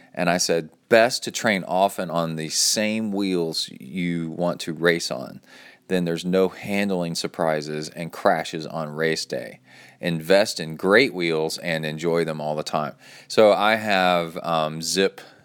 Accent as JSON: {"language": "English", "town": "Cincinnati", "region": "Ohio", "country": "United States", "tie": "born or raised there", "said": "I was born in Ohio in Cincinnati"}